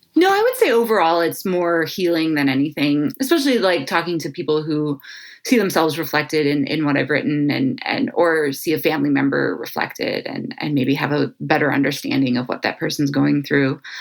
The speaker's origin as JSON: {"language": "English", "town": "Cleveland", "region": "Ohio", "country": "United States", "tie": "born or raised there", "said": "I was born and raised here in Cleveland, Ohio, lifelong Clevelander"}